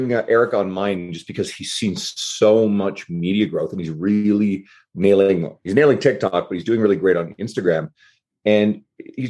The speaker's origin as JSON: {"language": "English", "town": "St. John's", "region": "Newfoundland and Labrador", "country": "Canada", "moved": "as an adult", "lives_now": "Edmonton, Canada", "said": "I'm originally from the east coast of Canada, a smaller city called St. John's, Newfoundland. But I moved out west 16 years ago"}